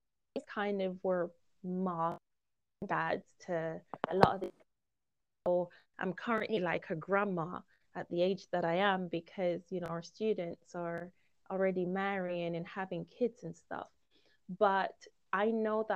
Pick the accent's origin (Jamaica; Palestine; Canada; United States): Jamaica; also born or lived in Guyana / Romania; now in United Kingdom; growing up in Jamaica